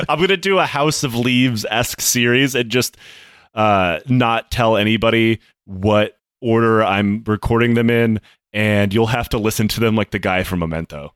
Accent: United States; I'm American

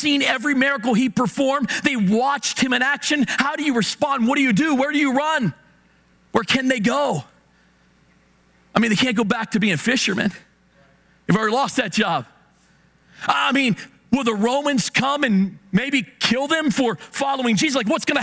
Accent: Hagerstown, Maryland, United States; Now, I'm from Hagerstown. I'm from the West End.

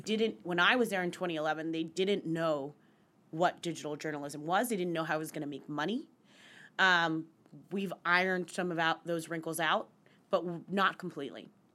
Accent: United States; moved away as an adult; also born or lived in West Virginia / Pennsylvania / New York City; now in New York, United States; I grew up in West Virginia, in central Pennsylvania

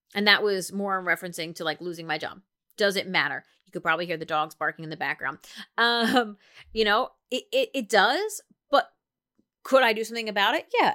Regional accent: New Jersey, United States; I'm from New Jersey

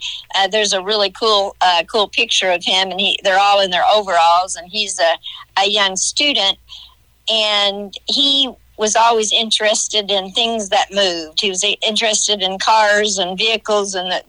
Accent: Johnson City, Illinois, United States; also born or lived in West Frankfort; Being from West Frankfort, I grew up in Johnson City.

